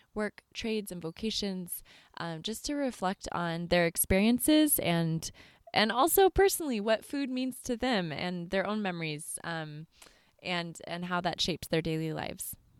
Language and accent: English; California, United States; moved away as an adult; also born or lived in East Coast, United States; grew up, um, in California and then traveled on out to the East Coast